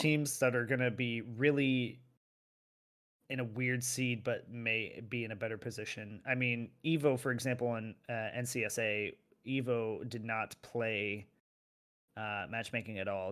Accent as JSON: {"language": "English", "country": "United States", "moved": "yes", "lives_now": "Europe", "said": "I'm physically in Europe, but I'm still an American"}